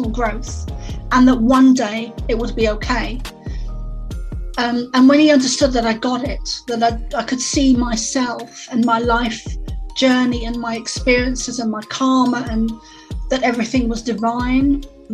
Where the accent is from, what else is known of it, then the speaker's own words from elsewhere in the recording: London, United Kingdom; I grew up in London in the East End, which would be similar to the equivalent of the Bronx